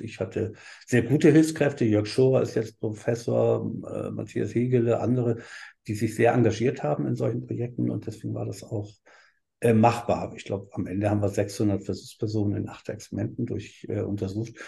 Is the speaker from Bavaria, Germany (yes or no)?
no; Hamburg, Germany; moved away as an adult; also born or lived in Berlin / Heidelberg; ich bin ja in Hamburg groß geworden und in Berlin auch viel gewesen